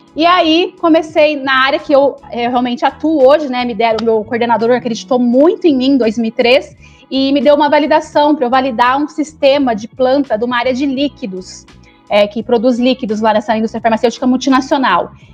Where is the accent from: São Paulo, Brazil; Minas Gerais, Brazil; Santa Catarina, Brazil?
São Paulo, Brazil; Araraquara; moved away as an adult; also born or lived in São Carlos / Mogi das Cruzes / Guarulhos / Jaguariúna; Eu nasci em Araraquara, fui fazer faculdade em São Carlos